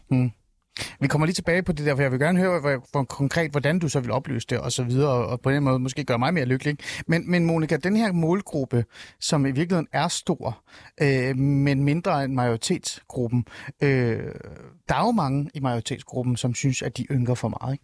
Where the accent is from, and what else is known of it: Denmark